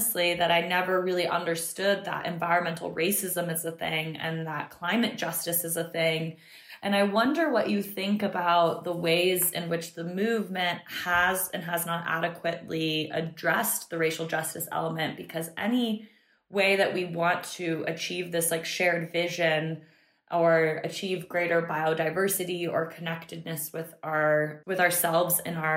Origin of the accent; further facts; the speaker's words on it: Florida, United States; moved away as an adult; also born or lived in North Carolina; I grew up in Florida